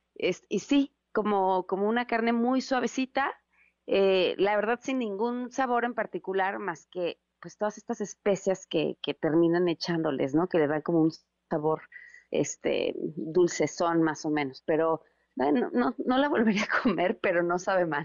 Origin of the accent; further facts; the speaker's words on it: Mexico; nos queremos traer un cachito de México con nosotros